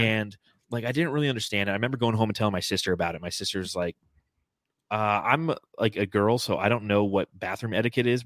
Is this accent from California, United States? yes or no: yes; Southern California, United States; I grew up in Southern California